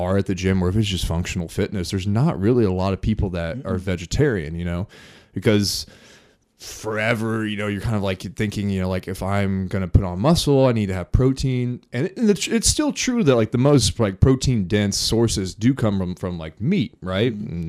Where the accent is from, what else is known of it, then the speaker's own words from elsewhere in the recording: Morristown, Indiana, United States; I was born and raised here in Indiana, small town, Morristown, Indiana, 1,000 people, grew up on a farm